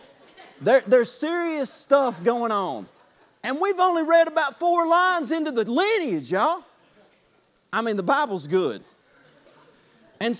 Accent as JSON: {"language": "English", "country": "United States", "said": "I'm from Clay County"}